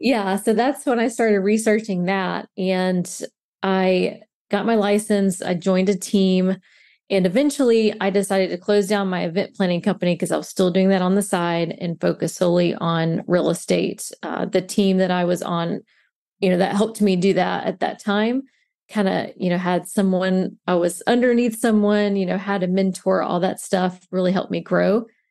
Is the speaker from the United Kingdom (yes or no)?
no; Mobile, Alabama, United States; moved away as an adult; now in St. Petersburg, United States; I currently live in Saint Pete, Florida, but I am originally from Mobile, Alabama.